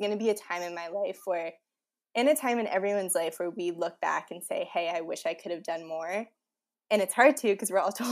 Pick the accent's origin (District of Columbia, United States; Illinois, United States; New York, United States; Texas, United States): District of Columbia, United States; Washington; also born or lived in Indiana; everyone who comes back to D.C. There are a bunch of us political science majors over here. And since I moved home